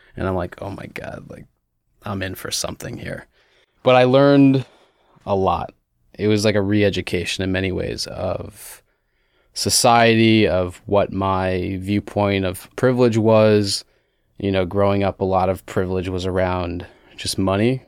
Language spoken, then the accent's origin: English; United States; moved away as an adult; also born or lived in Bethesda, Maryland; I was born and raised outside D C in the suburbs